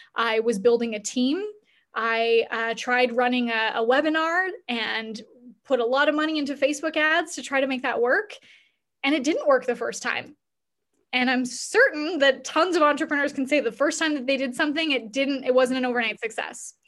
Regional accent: Canada; we're both Canadian

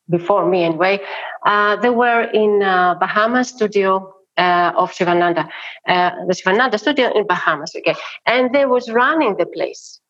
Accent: Athens, Attica, Greece; I'm not from Crete. You know, I am from Athens. I've been born in Athens. I've been born in Plaka, under Acropolis.

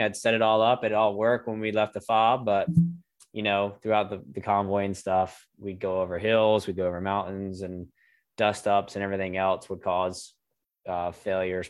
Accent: Greensboro, North Carolina, United States; communications company here in Greensboro, my hometown

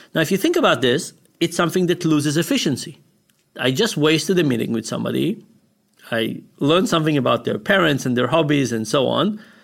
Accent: Israel; moved away; we grew up in Israel.

